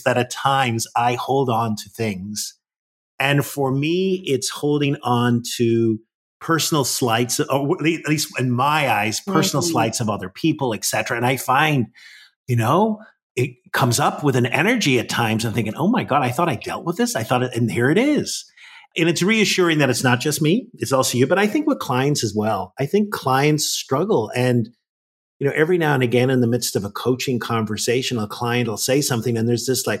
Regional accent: Ireland; now in Washington, D.C., United States; I think I still got my Irish blood

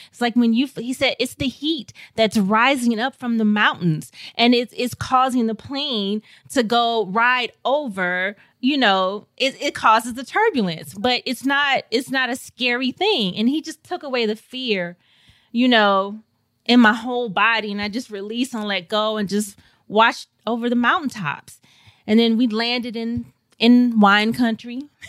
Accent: St. Louis, Missouri, United States; moved away; I grew up in Saint Louis, Missouri, and I had a wonderful childhood

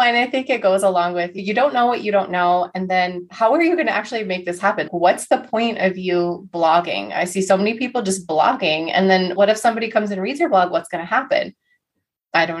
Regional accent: North Dakota, United States; growing up in North Dakota was super boring

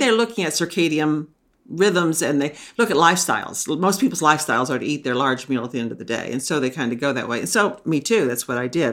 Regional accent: Texas, United States; now in Maine, United States; I grew up in Texas

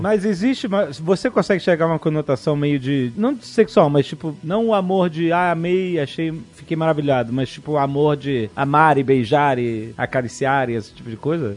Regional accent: Brazil; sendo brasileiro

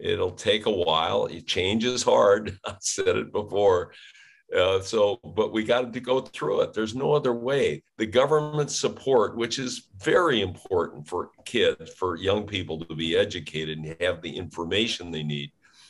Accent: St. Louis, Missouri, United States; I grew up in St. Louis City in the 50s

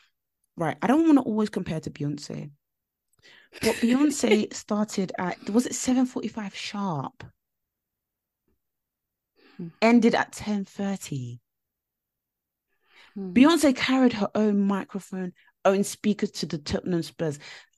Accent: Nigeria; Now, I'm upset because I'm Nigerian and I'm Yoruba as well, where … is from.

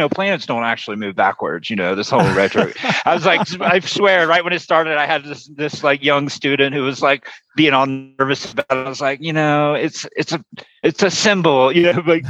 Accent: Florida, United States; when I was very young, I grew up in Florida

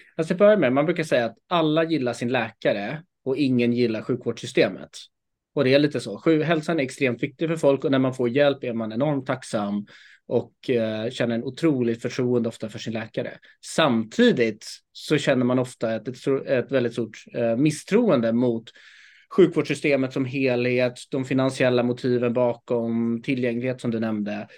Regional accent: Stockholm, Stockholm County, Sweden; jag är född och uppvuxen här i Stockholm

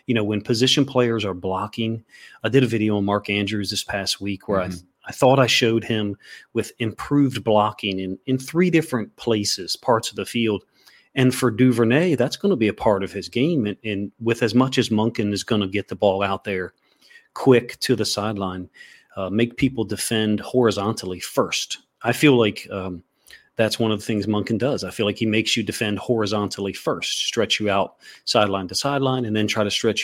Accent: Ireland; I'm Irish, so we're, you know, too hard-headed for our own good.

